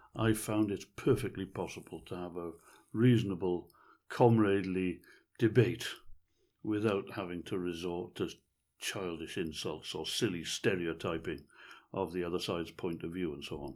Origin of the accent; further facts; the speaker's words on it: Wales, United Kingdom; I've always regarded myself as being patriotically Welsh.